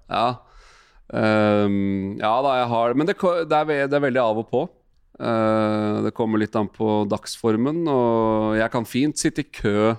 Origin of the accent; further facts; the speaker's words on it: Asker, Akershus, Norway; Vi satt liksom hjemme i Asker og så på matchen. og Jeg var bare ni år gammel.